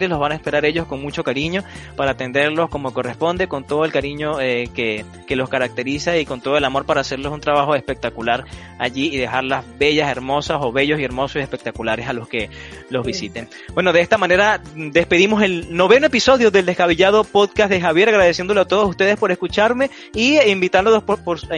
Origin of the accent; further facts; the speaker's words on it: Venezuela; moved away; E, por esa razón, por ese motivo salimos de, de Venezuela, eh, a, salir adelante, a emprender, a buscar una, un mejor porvenir, una, una mejor vida para nosotros, para nuestras familias.